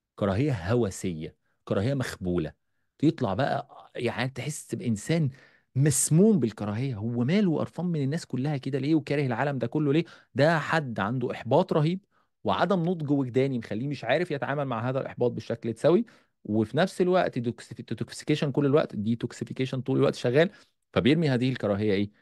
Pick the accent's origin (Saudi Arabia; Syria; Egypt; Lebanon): Egypt; عندنا في مصر